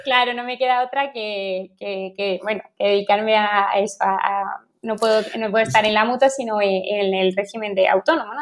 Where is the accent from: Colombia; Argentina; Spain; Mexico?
Spain; Berja, Andalusia; also born or lived in Madrid; de Berja, de mi pueblo